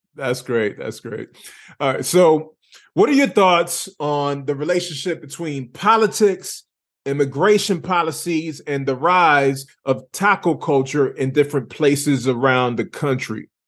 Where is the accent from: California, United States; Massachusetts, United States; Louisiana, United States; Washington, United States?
Massachusetts, United States; Lawrence; Born and raised Lawrence, Massachusetts